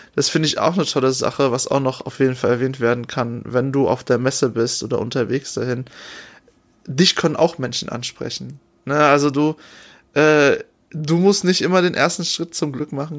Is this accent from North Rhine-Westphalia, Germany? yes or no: yes; North Rhine-Westphalia, Germany; Ich, ich kenne nur NRW, ich komme aus NRW